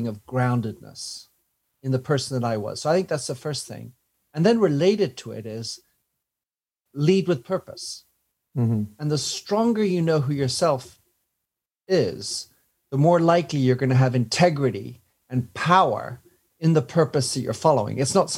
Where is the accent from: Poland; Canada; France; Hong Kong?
France; also born or lived in Belgium / England; now in London, United Kingdom; I was born in Belgium to American parents, brought up in France, educated in England, and I have a French and a U.S. passport.